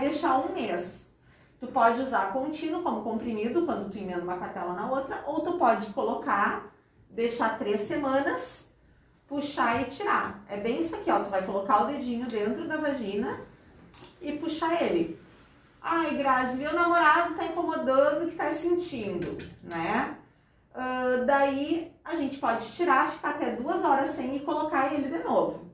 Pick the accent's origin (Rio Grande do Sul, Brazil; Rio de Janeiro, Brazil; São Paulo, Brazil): Rio Grande do Sul, Brazil; Porto Alegre; moved away as an adult; also born or lived in Pelotas / Florianópolis; now in Tubarão, Brazil; E eu sou de Porto Alegre, sou gaúcha, fiz a minha faculdade lá em Pelotas e a minha especialização em Florianópolis. E agora estou aqui morando em Tubarão desde 2004.